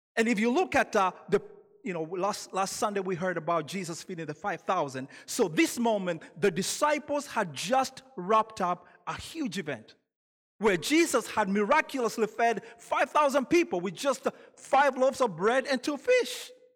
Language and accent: English; Kenya; now in United States; I'm originally from Kenya, so when you hear an accent, that's where that's from